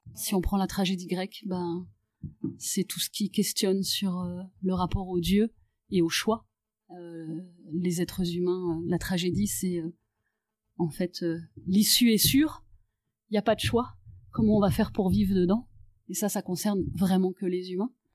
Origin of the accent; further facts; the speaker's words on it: Paris, Île-de-France, France; moved away as an adult; je suis née à Paris, j'y ai grandi, j'y ai fait mes études de théâtre et j'y suis restée jusqu'à l'âge de 35 ans.